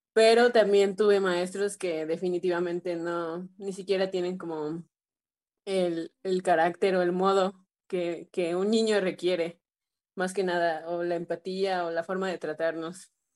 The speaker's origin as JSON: {"language": "Spanish", "town": "Xalapa", "region": "Veracruz", "country": "Mexico", "tie": "born or raised there", "said": "mis papás decidieron ingresarme a una escuela de música, eh, el Centro de Iniciación Musical Infantil, que se encuentra en Jalapa"}